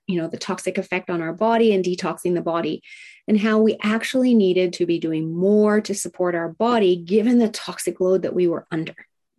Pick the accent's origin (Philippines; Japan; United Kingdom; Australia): Japan; Tokyo; I was raised in Tokyo, Japan in the 70s, during the height of manufacturing plants spewing out toxins. Now, it was a great life. I absolutely love that I got to grow up in Japan